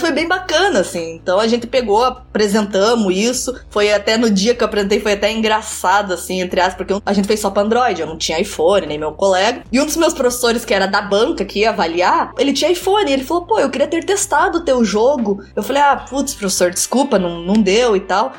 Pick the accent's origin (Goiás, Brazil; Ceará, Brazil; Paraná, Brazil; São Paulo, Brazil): Paraná, Brazil; Curitiba; moved away as an adult; now in Canada; Eu sou de Curitiba. Acho que pelo meu sotaque vai ficar meio aparente